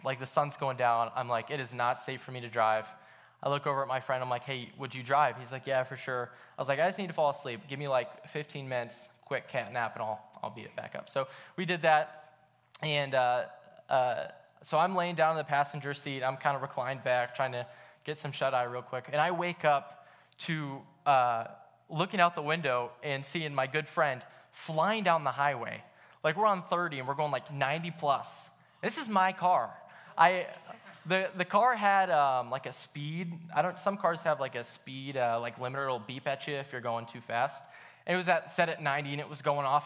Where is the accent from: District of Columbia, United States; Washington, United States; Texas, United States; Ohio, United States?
Ohio, United States; Akron; I grew up in Akron